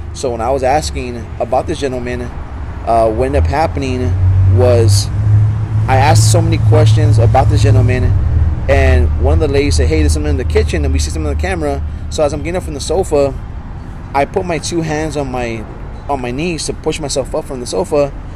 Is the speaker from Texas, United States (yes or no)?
yes; San Antonio, Texas, United States; I actually grew up well, near John Jay High School. That I was born in the area. Oh, I, I was born in Santa Rosa Hospital